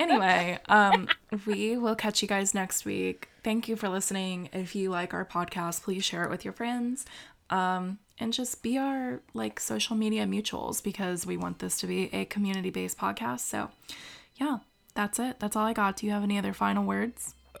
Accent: United States; as an American

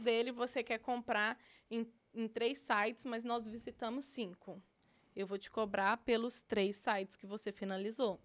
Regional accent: Minas Gerais, Brazil; now in United States; Eu sou de Minas Gerais

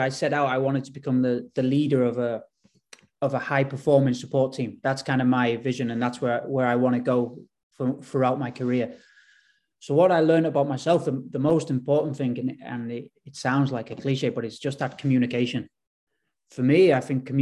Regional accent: England, United Kingdom; moved away as an adult; now in Bodø, Norway; growing up in England, being in England sort of my whole life

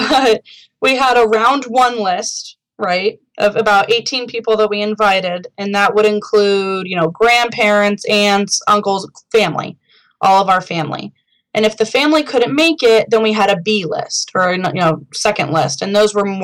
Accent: Seattle, Washington, United States; We're from Seattle, the Seattle area

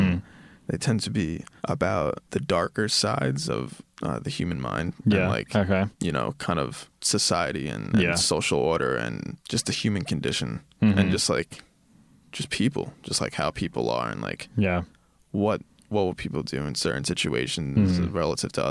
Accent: Sayville, New York, United States; moved away; I'm from Long Island, New York, a town called Sayville. It's on the South Shore

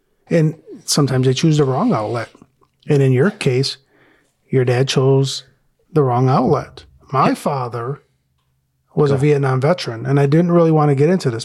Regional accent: Detroit, Michigan, United States; I grew up in Detroit

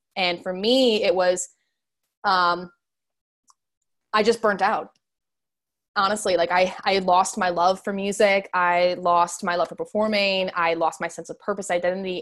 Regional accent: Chicago, Illinois, United States; moved away as an adult; now in Los Angeles, United States; I'm from the suburban area originally, but I went to high school there

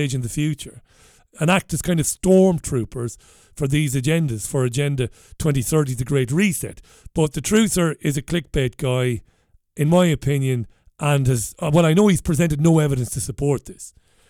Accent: Ireland; And these are the things that I noticed growing up in Ireland that I didn't like, that I thought were bizarre.

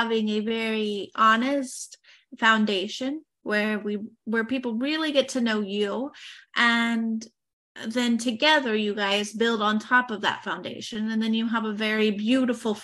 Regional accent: United States; me being American

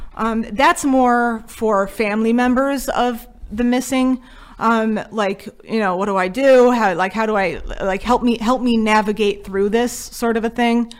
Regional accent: Connecticut, United States; we are from Connecticut

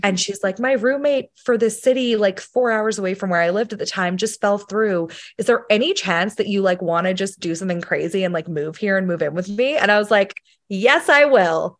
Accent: Sheffield, Yorkshire and the Humber, United Kingdom; moved away; I'm from the U K originally, um, we're from Sheffield in England

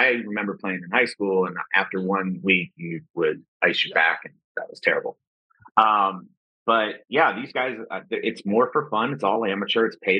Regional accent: Cleveland, Ohio, United States; moved away as an adult; now in Medellin, Colombia; I'm from Cleveland

